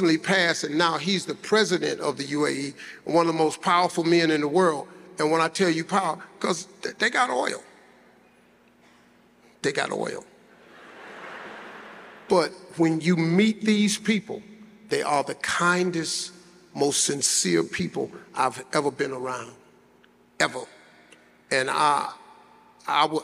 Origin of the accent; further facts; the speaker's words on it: United States; I'm from the United States